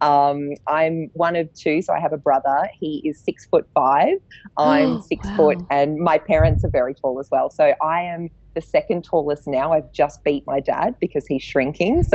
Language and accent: English; Sydney, New South Wales, Australia; moved away as an adult; now in Melbourne, Australia; I am a Sydney girl. I grew up in Manly, so a beachside town on Sydney's northern beaches.